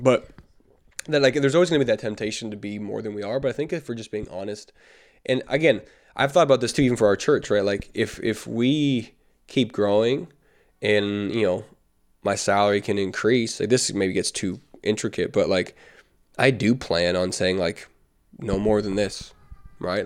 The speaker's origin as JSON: {"language": "English", "country": "Canada", "said": "as a Canadian"}